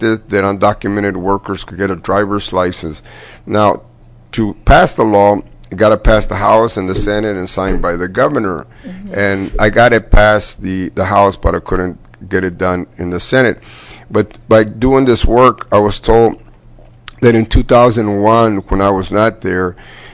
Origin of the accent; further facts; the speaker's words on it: Crystal City, Texas, United States; moved away; I'm originally from Crystal City, which is near the border